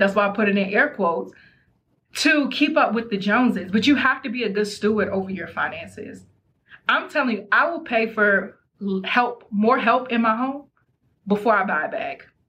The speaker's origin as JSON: {"language": "English", "region": "Maryland", "country": "United States", "said": "I'm from Maryland."}